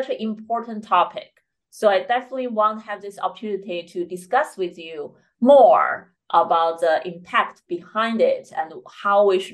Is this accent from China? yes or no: yes; China; moved away; I grew up in China